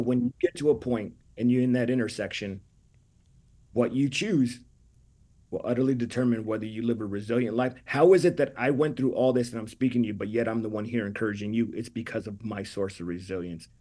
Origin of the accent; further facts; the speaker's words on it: California, United States; I'm Mexican from California